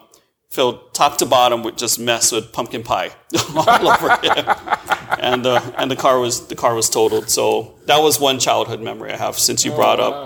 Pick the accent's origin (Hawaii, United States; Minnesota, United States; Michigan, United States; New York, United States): Hawaii, United States; Honolulu; Honolulu, Hawaii.